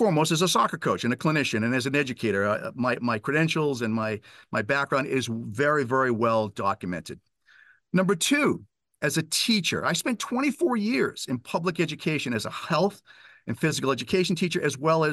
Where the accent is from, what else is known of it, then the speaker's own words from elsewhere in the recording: Weymouth, Massachusetts, United States; I was a high school coach back in my hometown of Weymouth, Massachusetts